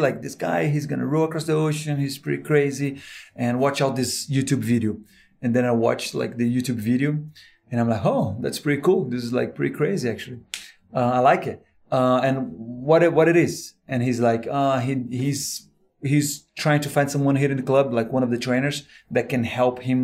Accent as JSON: {"language": "English", "country": "Brazil", "moved": "yes", "lives_now": "United States", "said": "I'm from Brazil, actually, working here in the States."}